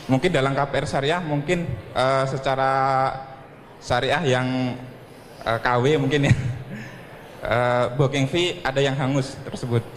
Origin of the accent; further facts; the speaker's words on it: Cikarang, West Java, Indonesia; Saya dari Parum Cikarang Baru.